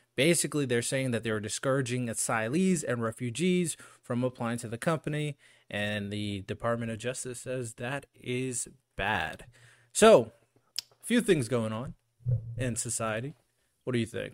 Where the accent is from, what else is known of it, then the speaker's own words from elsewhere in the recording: United States; As an American